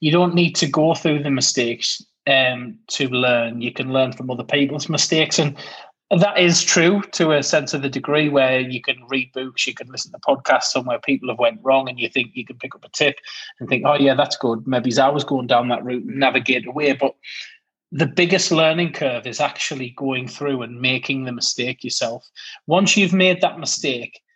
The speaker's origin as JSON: {"language": "English", "country": "United Kingdom", "said": "being British"}